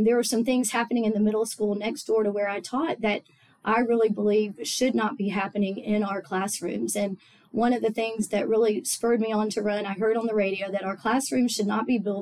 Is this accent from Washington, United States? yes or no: no; Tallahassee, Florida, United States; also born or lived in Auburn, Alabama / Augusta, Georgia; I grew up in Tallahassee. We moved here when I was 3 months old